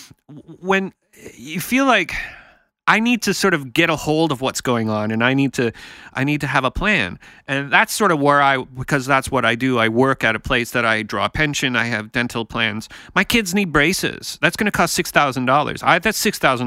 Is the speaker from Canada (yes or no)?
yes; Canada; I'm from Canada